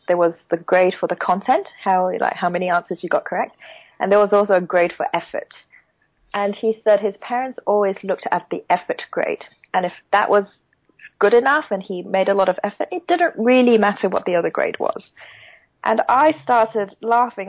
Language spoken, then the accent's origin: English; Hong Kong; now in Beijing, China; I am originally from Hong Kong as well